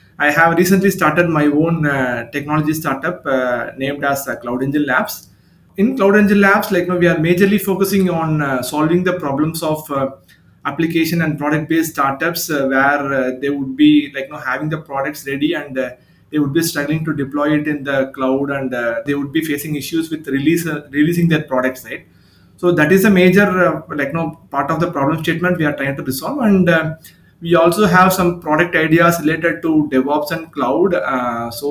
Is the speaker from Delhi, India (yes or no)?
no; Chennai, Tamil Nadu, India; I'm from Chennai, India, based out of Tamil Nadu location in India